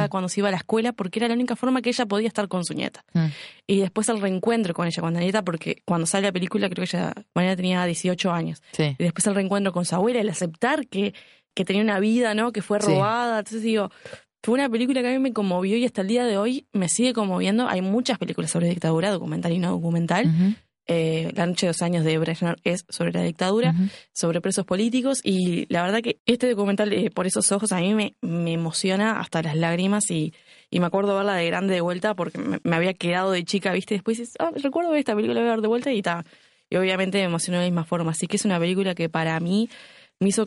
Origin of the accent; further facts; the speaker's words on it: Uruguay; Porque somos uruguayas.